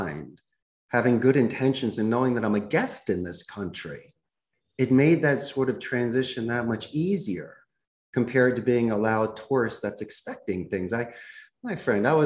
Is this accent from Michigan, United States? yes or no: no; Philadelphia, Pennsylvania, United States; moved away as an adult; also born or lived in Arizona; now in Costa Rica; I grew up in Northeast Philadelphia